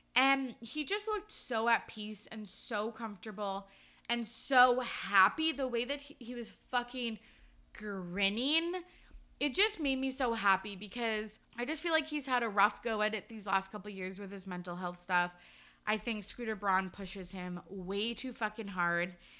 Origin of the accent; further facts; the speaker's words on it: Canada; growing up in Canada